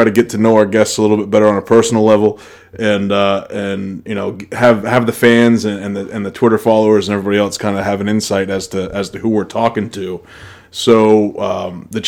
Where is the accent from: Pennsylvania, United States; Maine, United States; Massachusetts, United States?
Maine, United States; Northern; I'm from Northern Maine.